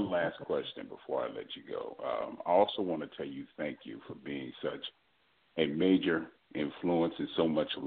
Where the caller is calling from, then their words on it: Texas, United States; I'm calling from Texas.